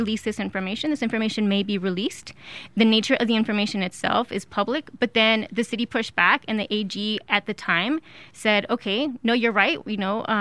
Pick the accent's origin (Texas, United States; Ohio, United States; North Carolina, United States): Texas, United States; El Paso; also born or lived in Ciudad Juárez, Mexico; I grew up in El Paso and Juarez